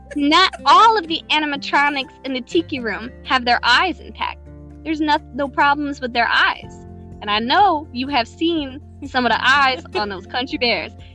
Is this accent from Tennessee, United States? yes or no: yes; Tennessee, United States; I was born in Tennessee